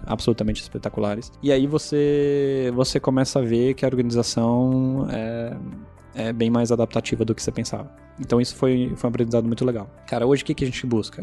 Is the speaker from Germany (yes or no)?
yes; Germany; moved away as an adult; also born or lived in United States; Eu sou alemão